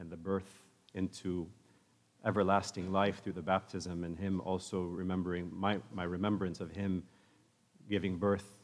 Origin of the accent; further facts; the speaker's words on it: the Bay Area, California, United States; when my wife and I were growing up in the Bay Area.